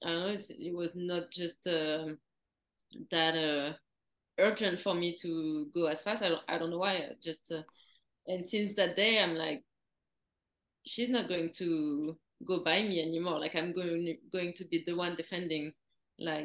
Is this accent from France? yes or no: yes; Paris, Île-de-France, France; moved away as an adult; also born or lived in Florida, United States; I grew up in Paris